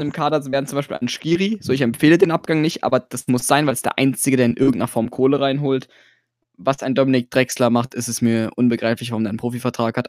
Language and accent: German; Cologne, North Rhine-Westphalia, Germany; ich bin nur gebürtiger Kölner